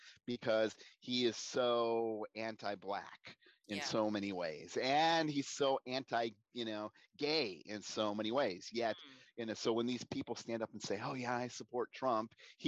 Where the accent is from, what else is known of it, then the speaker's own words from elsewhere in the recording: United States; also born or lived in Tampa, Florida; as an American